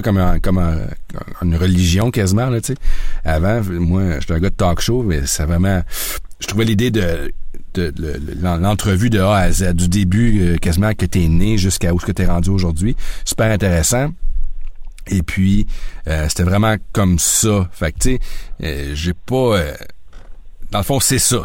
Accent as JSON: {"language": "French", "town": "Sherbrooke", "region": "Quebec", "country": "Canada", "tie": "born or raised there", "also_born_or_lived": "South Korea / Osaka / Yokohama", "moved": "as an adult", "said": "je suis un gars de Sherbrooke. J'ai grandi à Sherbrooke."}